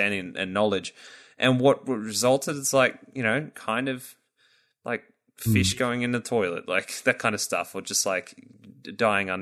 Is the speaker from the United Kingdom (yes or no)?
no; Australia; as an Australian